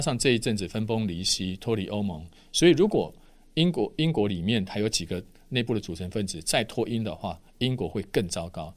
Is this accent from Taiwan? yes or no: yes; Taiwan; 我们台湾人